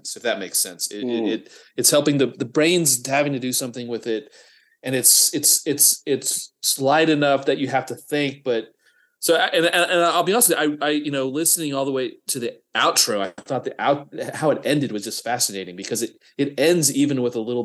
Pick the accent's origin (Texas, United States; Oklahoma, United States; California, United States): Texas, United States; Midland; my hometown, Midland, Texas